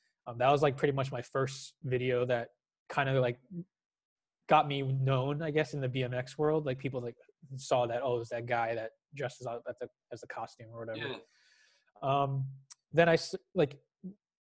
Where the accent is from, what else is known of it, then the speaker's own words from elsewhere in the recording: New Jersey, United States; I was born and raised in New Jersey. I lived here my entire life.